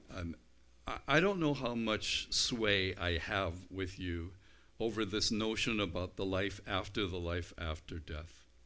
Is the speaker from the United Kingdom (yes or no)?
yes; United Kingdom; I'm British